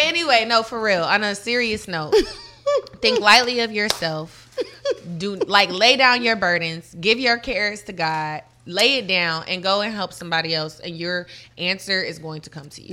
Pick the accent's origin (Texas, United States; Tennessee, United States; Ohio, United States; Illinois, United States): Tennessee, United States; Murfreesboro; also born or lived in Detroit, Michigan; I'm originally from Detroit, Michigan, okay. but was raised in Murfreesboro, Tennessee, which is like 30 minutes from Nashville